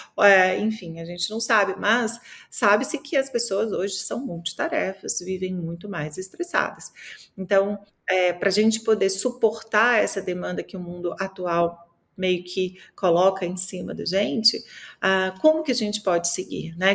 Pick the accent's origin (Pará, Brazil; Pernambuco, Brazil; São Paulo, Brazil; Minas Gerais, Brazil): Minas Gerais, Brazil; eu sou mineira